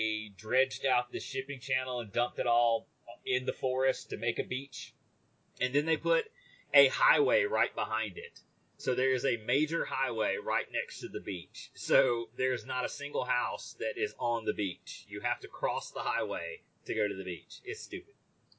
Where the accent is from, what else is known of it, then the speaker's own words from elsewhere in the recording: Marion County, Mississippi, United States; now in Jackson, United States; where I grew up was in Marion County. It's right on the Louisiana border, and it's probably an hour and a half from the coast.